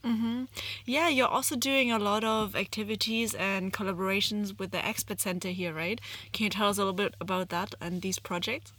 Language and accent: English; Germany; moved away as an adult; now in China; I'm born and raised in Germany and moved to China in 2016